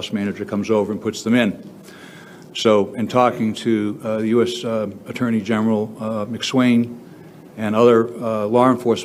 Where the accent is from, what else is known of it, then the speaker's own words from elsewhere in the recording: Delaware County, Pennsylvania, United States; I'm from Delaware County